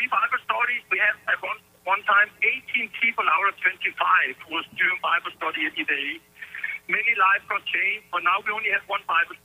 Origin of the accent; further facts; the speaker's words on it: Denmark; moved away as an adult; now in United States; I've been so proud of being Danish